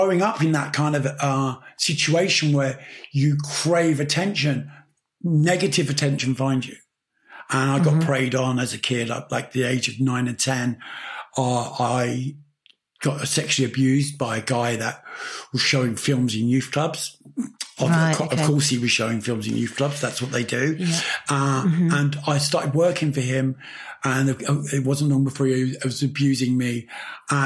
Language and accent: English; London, United Kingdom; also born or lived in Pimlico; I was born in Pimlico. I grew up in Battersea